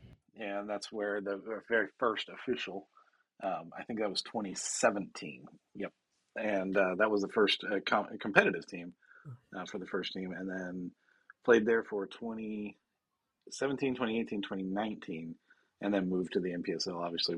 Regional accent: Washington, United States; Yeah, see, that was like the town I grew up in Washington. It was middle of nowhere, not much going on other than being a military town.

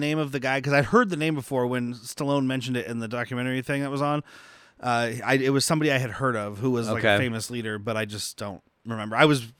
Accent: Arizona, United States; I'm from Arizona

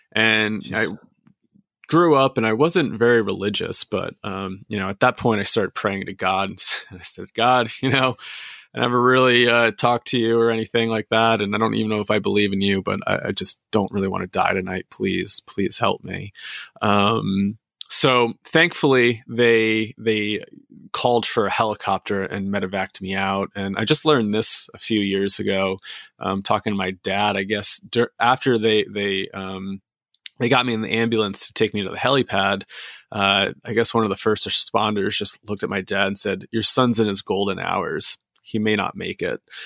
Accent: New Jersey, United States; I grew up in New Jersey

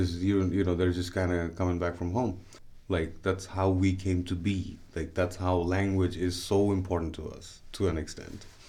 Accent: Dhaka, Dhaka Division, Bangladesh; first language Bengali; English is a second language; now in United States; I am from Bangladesh, originally from Dhaka, Bangladesh, which is the capital

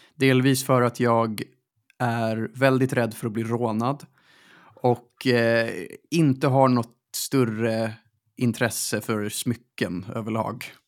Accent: Stockholm, Stockholm County, Sweden; där jag växte upp, alltså runt Sankt Eriksplan

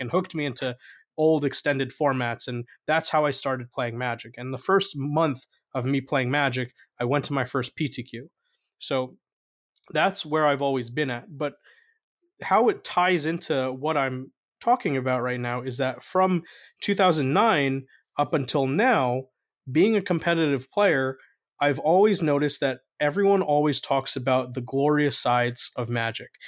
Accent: North New Jersey, United States; I grew up in North New Jersey

